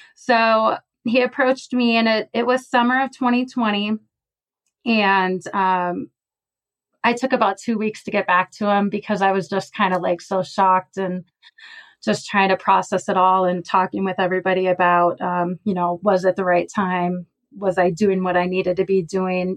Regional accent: Minnesota, United States; moved away as an adult; now in Colorado, United States; I was born and raised in Minnesota

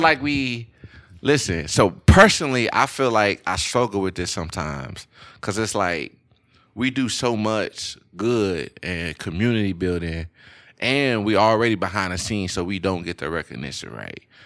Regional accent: Louisiana, United States; I'm from Louisiana. I feel like I don't have any accent, but a lot of people still say I have an accent.

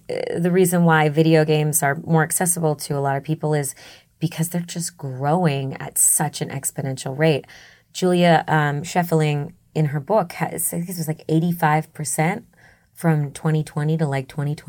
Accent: Massachusetts, United States; accent: Boston; I used to have a Boston accent.

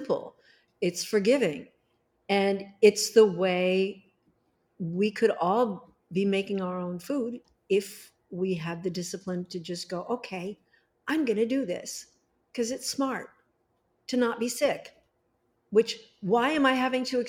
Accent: Los Angeles, California, United States; I was born there in Hollywood

